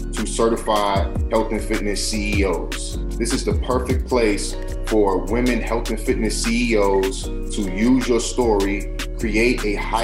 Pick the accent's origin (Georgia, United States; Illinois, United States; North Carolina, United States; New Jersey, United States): Illinois, United States; Chicago; I'm from Chicago